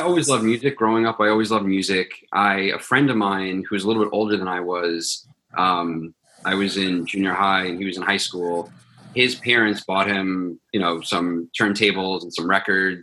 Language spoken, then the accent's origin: English; Long Island, New York, United States; I grew up on Long Island